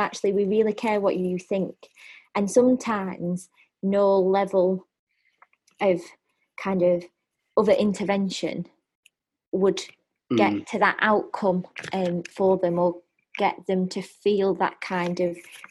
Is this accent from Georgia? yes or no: no; United Kingdom; we're typically British